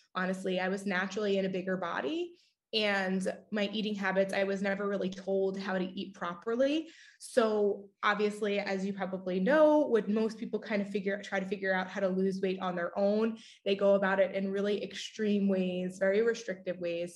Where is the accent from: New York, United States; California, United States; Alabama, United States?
New York, United States; Long Island; I grew up on Long Island